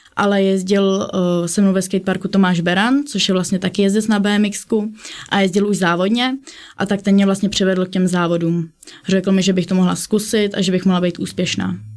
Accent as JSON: {"language": "Czech", "town": "Kostelec nad Orlicí", "region": "Hradec Králové Region", "country": "Czechia", "said": "u nás v Kostelci na Turlicí v mém místním městě"}